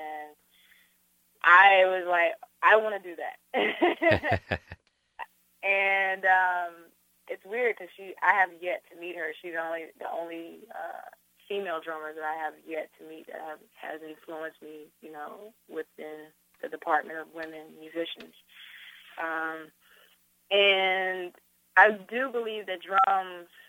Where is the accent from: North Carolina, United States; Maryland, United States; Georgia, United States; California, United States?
North Carolina, United States; growing up in North Carolina, the influences musically over me were my family